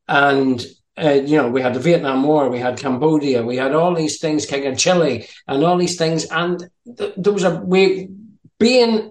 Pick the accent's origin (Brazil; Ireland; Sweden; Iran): Ireland; also born or lived in Denmark; being Irish